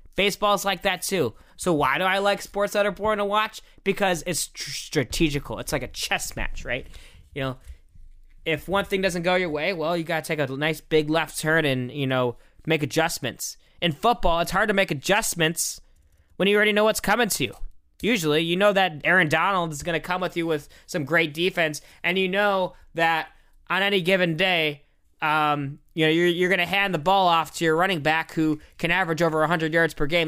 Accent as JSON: {"language": "English", "country": "United States", "said": "as an American"}